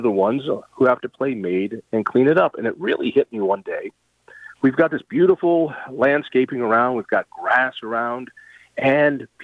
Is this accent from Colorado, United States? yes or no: yes; Colorado, United States; I grew up in Colorado, and it's just such a beautiful place.